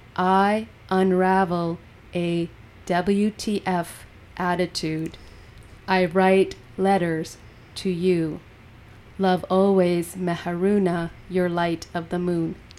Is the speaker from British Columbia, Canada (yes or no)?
yes; Golden, British Columbia, Canada; I was born and raised in Golden